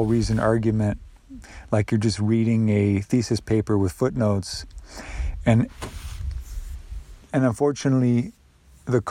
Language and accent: English; United States; as an American